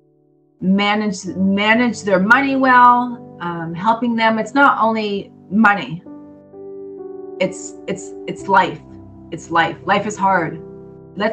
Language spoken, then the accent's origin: English; Berwick, Pennsylvania, United States; From the same hometown that I'm from.